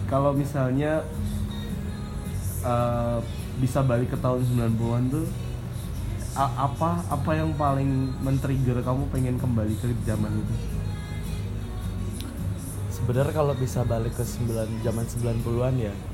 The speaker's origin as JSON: {"language": "Indonesian", "town": "Padang", "region": "West Sumatra", "country": "Indonesia", "tie": "born or raised there", "said": "jadi ya masa kecilku itu dihabiskan di Padang ya"}